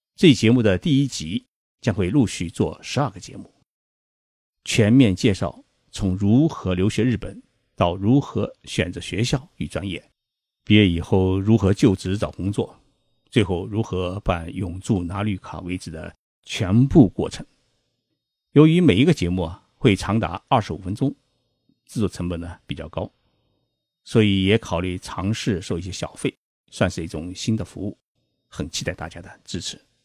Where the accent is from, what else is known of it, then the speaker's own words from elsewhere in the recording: China; moved away as an adult; also born or lived in Japan; 其实我是中国人